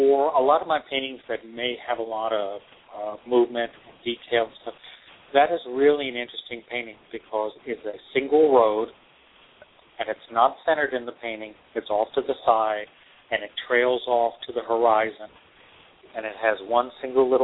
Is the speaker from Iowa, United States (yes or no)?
no; Texas, United States; also born or lived in New York; now in Seattle, United States; I grew up in Texas. I've moved to New York. I was in New York for 15 years, and now I'm on the West Coast in Seattle.